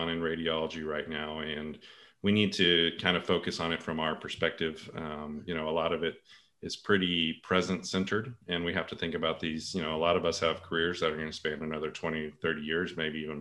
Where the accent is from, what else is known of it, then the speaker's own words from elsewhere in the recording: Texas, United States; moved away as an adult; also born or lived in Portland, Oregon / Virginia; now in South Carolina, United States; I grew up in Texas, and so I did most of my medical training there